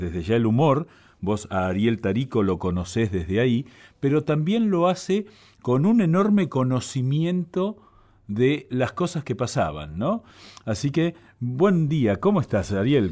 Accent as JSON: {"language": "Spanish", "region": "Buenos Aires", "country": "Argentina", "tie": "born or raised there", "said": "yo soy porteño, he nacido aquí"}